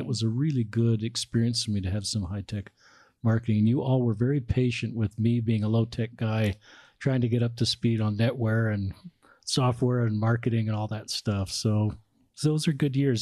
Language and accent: English; Salt Lake City, Utah, United States; growing up in Salt Lake